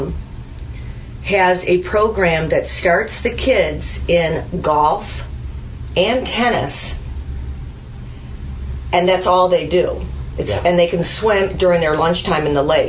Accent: Glen Ellyn, Illinois, United States; I'm from Glen Ellen.

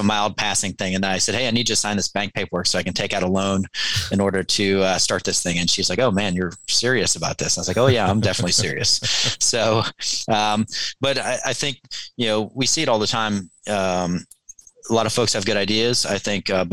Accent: outside of Pittsburgh, Western Pennsylvania, United States; moved away as an adult; also born or lived in Kansas City; I grew up in Western Pennsylvania outside of Pittsburgh

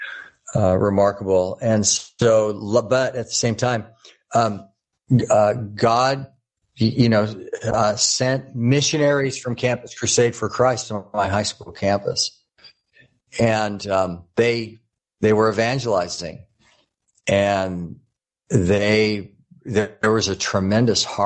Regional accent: Orange County, Southern California, United States; I grew up in Southern California, there in the Orange County area

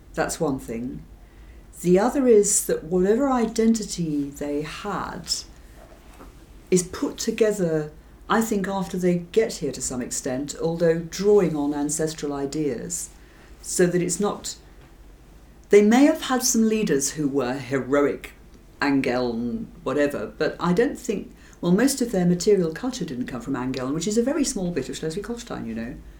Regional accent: England, United Kingdom; I'm definitely English, I'm afraid, and um, I'm not Scottish

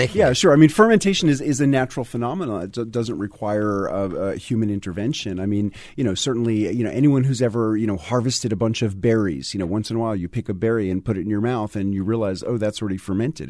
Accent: New York City, New York, United States; moved away as an adult; now in Tennessee, United States; I, grew up in New York City

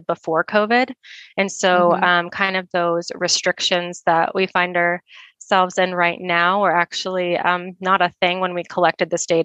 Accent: Nebraska, United States; also born or lived in Colorado; now in Denver, United States; I grew up in Nebraska

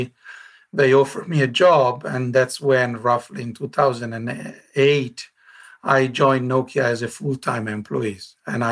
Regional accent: north of Milan, Lombardy, Italy; moved away as an adult; now in Espoo, Finland; I was born in Italy, grew up in Italy, in the north of Milan, between Milan and the Alps.

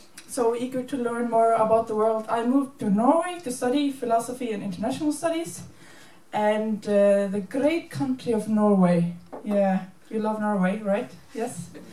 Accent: Reykjavík, Capital Region, Iceland; I come from Iceland. I grew up in the safe surroundings of Elliðardalur in Reykjavík.

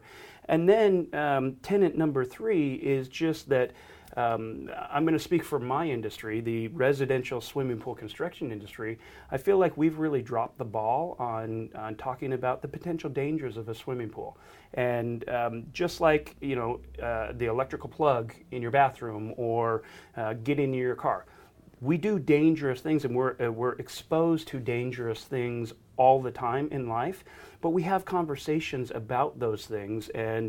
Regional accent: Buffalo, New York, United States; I mean, I grew up in Buffalo, New York, and nobody had swimming pools there.

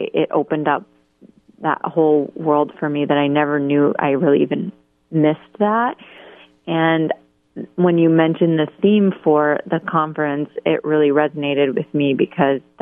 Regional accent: Canada; moved away as an adult; also born or lived in Columbus, Ohio; now in Boston, United States; I was born and raised in Canada.

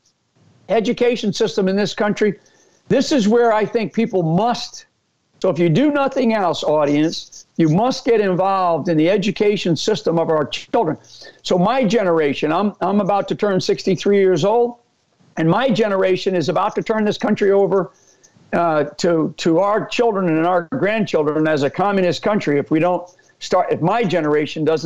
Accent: Northeast, United States; I'm an Irish Catholic. I grew up in a great family up in the Northeast

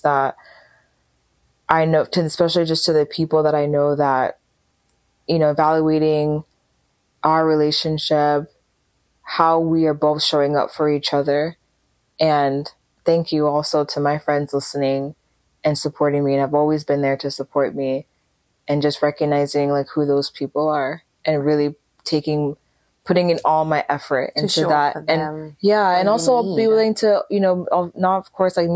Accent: United States; my parents, you know, being Nigerian, and of course myself being Nigerian American first generation

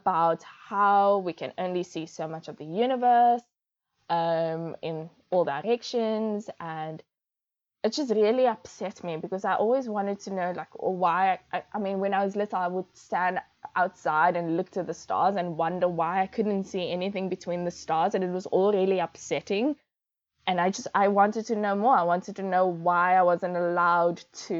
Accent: Cape Town, Western Cape, South Africa; I grew up in Bellville in Cape Town, in the northern suburbs of Cape Town.

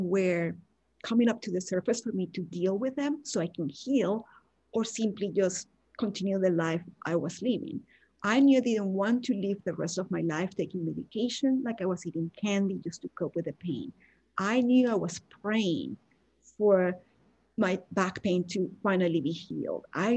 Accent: Venezuela; English is a second language; moved away as an adult; now in United States; back when I lived in Venezuela, we have people that are blonde and blue eyes and white because we have a lot of influence from Italians and Germans as well. But a lot of people look like me. So I never experienced any racism until I moved to the US

